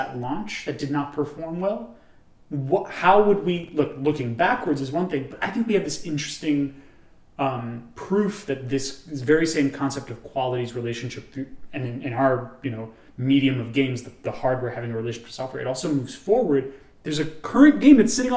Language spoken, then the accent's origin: English; New York, United States; we're from New York